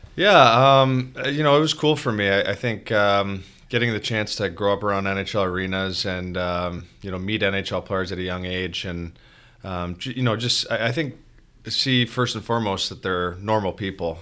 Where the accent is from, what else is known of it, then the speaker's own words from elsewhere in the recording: just outside of Toronto, Ontario, Canada; now in Detroit, United States; I grew up, um, just outside of Toronto